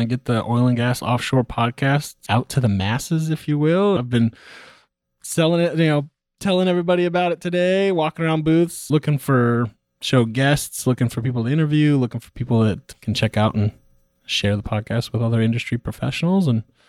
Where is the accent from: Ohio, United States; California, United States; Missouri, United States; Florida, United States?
California, United States; also born or lived in Texas; now in Oklahoma City, United States; The story, I'm from California originally. I was living in Texas. I now live in Oklahoma City, Oklahoma.